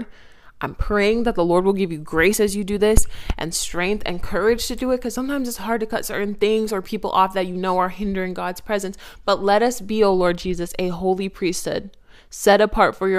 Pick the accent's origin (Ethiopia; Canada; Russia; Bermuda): Canada; Toronto, Ontario; I'm from Toronto. So those roots, they run deep.